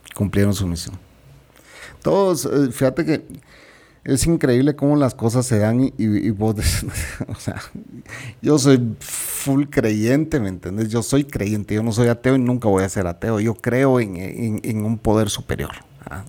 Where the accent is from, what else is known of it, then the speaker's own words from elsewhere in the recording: Guatemala; Yo soy guatemalteco